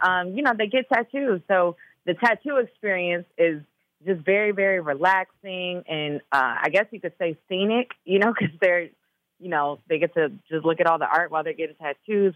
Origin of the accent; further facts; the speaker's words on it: Chicago, Illinois, United States; also born or lived in Minnesota; I'm from Chicago too